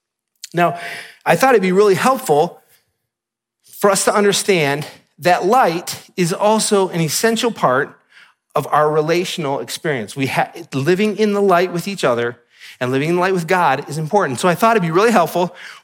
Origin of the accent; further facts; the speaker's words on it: Michigan, United States; And if you're from Utah, you may take this for granted, but I'm from Michigan, so I don't.